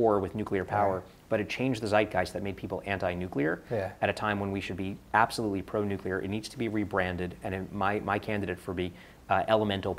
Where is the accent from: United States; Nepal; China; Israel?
United States; New York City, New York; I grew up Coney Island, Brooklyn, single mom, school teacher